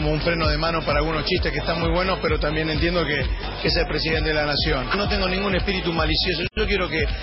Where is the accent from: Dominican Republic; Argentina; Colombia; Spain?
Argentina; yo soy argentino